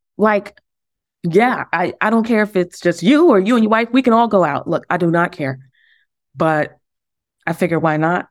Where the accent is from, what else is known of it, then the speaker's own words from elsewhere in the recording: New York City, New York, United States; also born or lived in Harlem; We grew up in the Bronx together